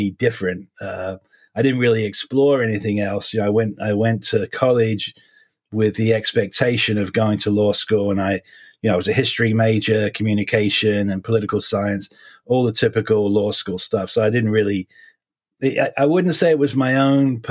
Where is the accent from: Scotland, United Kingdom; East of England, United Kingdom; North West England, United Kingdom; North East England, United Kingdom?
East of England, United Kingdom; Essex, suburbs of London; moved away; I was born and raised basically in the suburbs of London in England. I'm what you call an Essex boy.